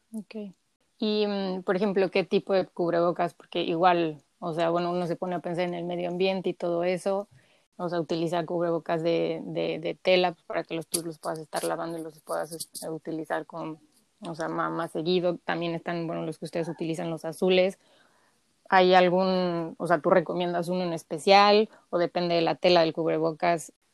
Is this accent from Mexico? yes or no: yes; Mexico; como mexicanos somos muy apapachadores